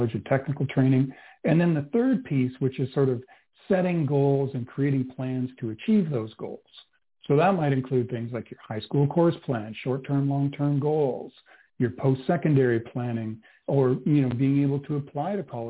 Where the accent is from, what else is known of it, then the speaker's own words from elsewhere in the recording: Canada; now in Öland, Sweden; I am a Canadian transplanted here in Sweden